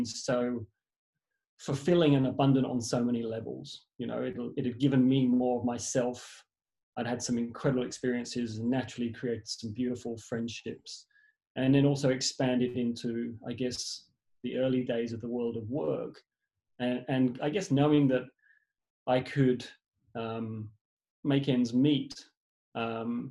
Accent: England, United Kingdom; moved away; originally I was born in England

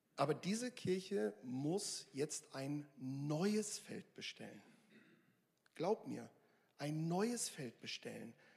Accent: Northern Germany, Germany; now in Mülheim an der Ruhr, Germany; Ich komme aus Norddeutschland, ich komme da vom Dorf

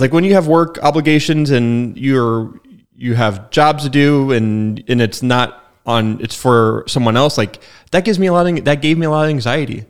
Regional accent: Spokane, Washington, United States; I'm from Spokane. It's my hometown and, like, I didn't leave.

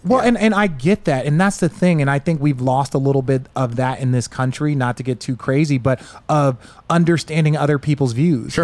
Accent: Glendale, Arizona, United States; I grew up in Glendale

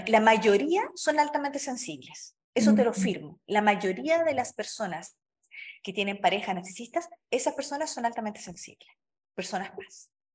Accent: Chile; now in Mexico; Yo vivo en México, soy chilena, pero vivo en México

